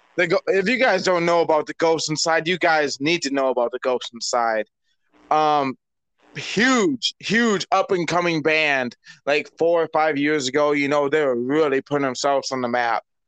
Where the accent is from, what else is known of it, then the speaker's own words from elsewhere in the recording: Michigan, United States; my home state, Michigan